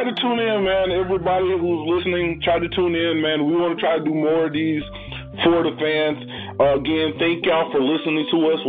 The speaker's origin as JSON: {"language": "English", "town": "Tacoma", "region": "Washington", "country": "United States", "said": "I'm from Tacoma"}